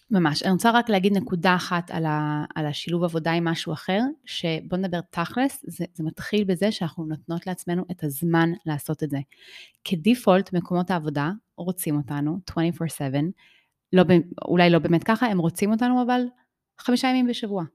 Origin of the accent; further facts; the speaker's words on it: Israel; also born or lived in United States; באתי לארץ בכיתה ב', ובאתי לבית ספר